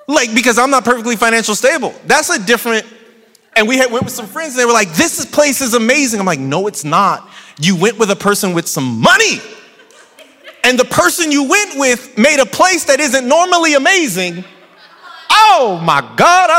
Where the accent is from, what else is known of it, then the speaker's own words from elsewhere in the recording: San Bernardino, California, United States; accent: San Bernardino dialect; I'm from San Bernardino and now I'm a public speaker and there's a San Bernardino dialect